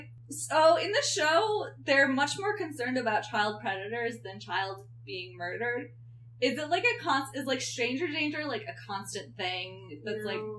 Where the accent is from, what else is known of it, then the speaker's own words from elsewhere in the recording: New York, United States; I'm from New York